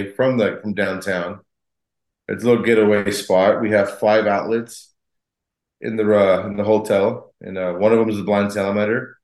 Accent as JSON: {"language": "English", "town": "El Paso", "region": "Texas", "country": "United States", "tie": "born or raised there", "also_born_or_lived": "San Francisco, California", "moved": "as an adult", "lives_now": "Austin, United States", "said": "Born and raised in El Paso, Texas."}